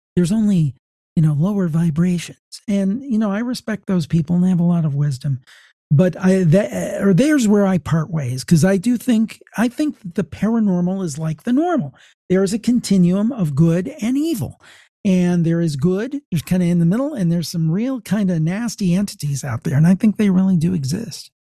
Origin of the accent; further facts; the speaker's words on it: Ohio, United States; I'm from the American State of Ohio